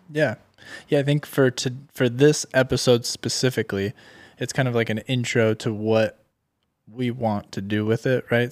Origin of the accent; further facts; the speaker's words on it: Orange County, California, United States; I'm from Orange County, California.